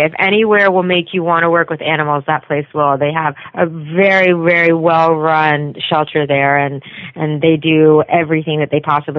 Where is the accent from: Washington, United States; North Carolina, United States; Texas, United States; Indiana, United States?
North Carolina, United States; moved away as an adult; now in California, United States; No, actually, I'm from North Carolina, and I came out here when I got married